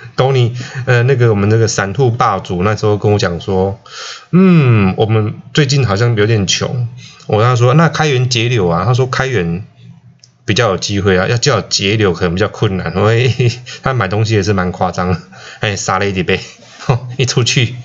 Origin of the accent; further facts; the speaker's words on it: Chiayi County, Taiwan; 我在嘉义出生啦哈。那他是一个非常淳朴的乡下，在鹿草